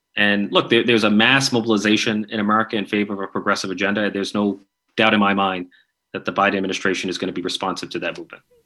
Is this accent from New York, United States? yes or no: yes; New York, United States; I'm from New York